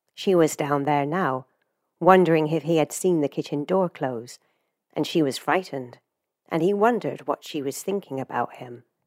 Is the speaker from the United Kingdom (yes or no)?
yes; England, United Kingdom; moved away; as someone who has left their home country, you know, I'm from England originally